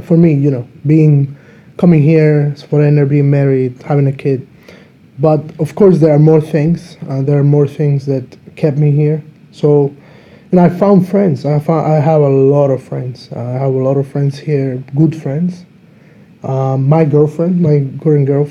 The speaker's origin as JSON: {"language": "English", "country": "Dominican Republic", "moved": "yes", "lives_now": "Slovakia", "said": "I'm from Dominican Republic"}